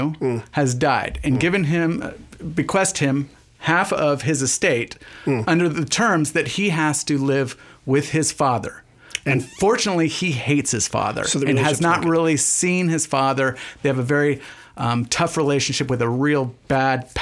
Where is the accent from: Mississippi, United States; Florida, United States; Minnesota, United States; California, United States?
California, United States; Healdsburg; also born or lived in San Francisco; being born and raised Northern Californian, I was born in San Francisco and raised in Hillsburg